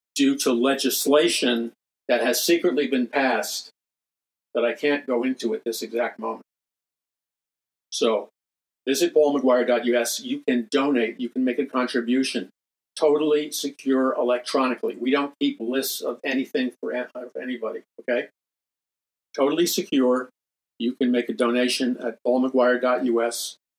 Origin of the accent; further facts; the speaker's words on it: New York City, New York, United States; I grew up in New York City.